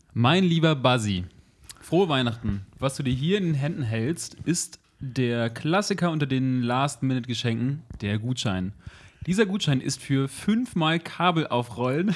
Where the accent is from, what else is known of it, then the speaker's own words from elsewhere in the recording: Bremen, Germany; Ich komme ja aus Bremen